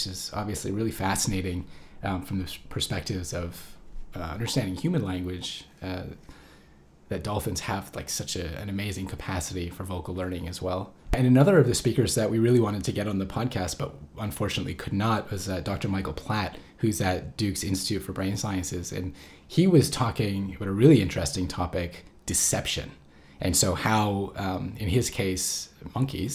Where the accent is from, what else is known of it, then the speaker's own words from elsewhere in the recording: Canada; as a Canadian